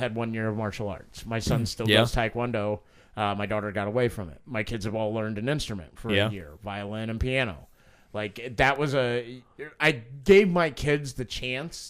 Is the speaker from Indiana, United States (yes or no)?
yes; Evansville, Indiana, United States; My grandfather and the two other prominent Irishmen that ran Evansville's Water and Parks Department